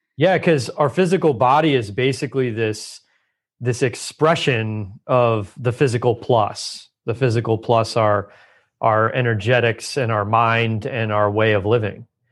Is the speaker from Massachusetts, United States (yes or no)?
no; Southern California, United States; I grew up in Southern California